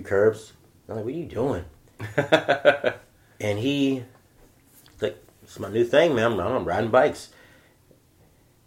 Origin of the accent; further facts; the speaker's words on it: Waldorf, Maryland, United States; moved away; also born or lived in New York City; I'm from Southern Maryland, Waldorf